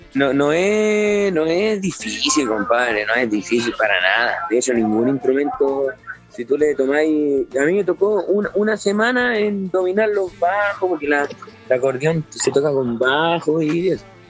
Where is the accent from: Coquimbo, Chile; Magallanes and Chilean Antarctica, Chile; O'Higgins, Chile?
Coquimbo, Chile; Ovalle; Nosotros somos ovallinos